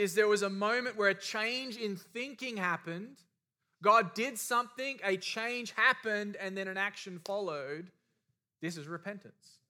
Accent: Australia; I was raised in Australia

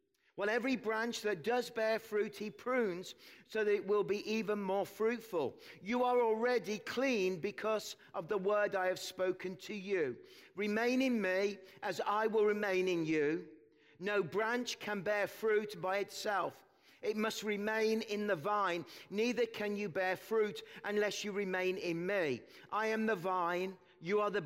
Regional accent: Birmingham, West Midlands, United Kingdom; moved away as an adult; now in Kelowna, Canada; We moved from England. We come from the Midlands, from Birmingham. If you watch that terrible show, Peaky Blinders, that's where I'm from

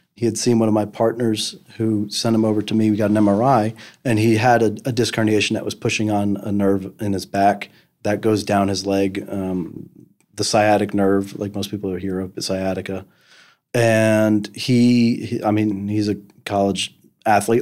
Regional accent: New Jersey, United States; moved away as an adult; now in Memphis, United States; I grew up in New Jersey

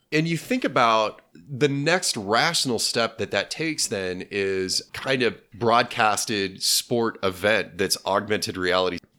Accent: Junction City, Kansas, United States; Town Crier was a locally franchised bookstore that was in my hometown.

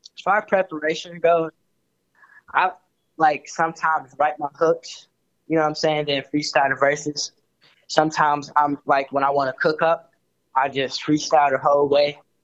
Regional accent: Chicago, Illinois, United States; I was born and raised in Chicago

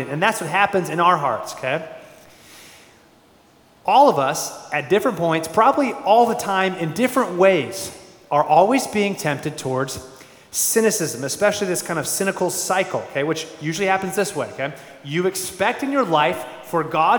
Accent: Phoenix, Arizona, United States; Born and raised in Phoenix, Arizona

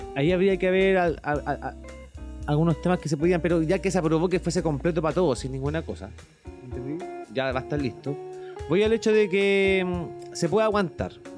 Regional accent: Chile; como chilenos, todos

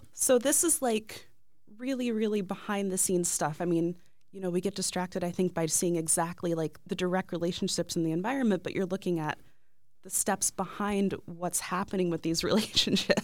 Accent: Ohio, United States; I grew up in Ohio

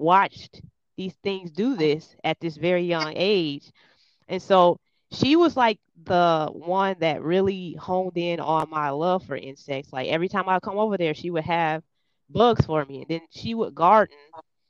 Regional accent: Cincinnati, Ohio, United States; I'm from Cincinnati, Ohio. I was born and raised here in Cincinnati, Ohio.

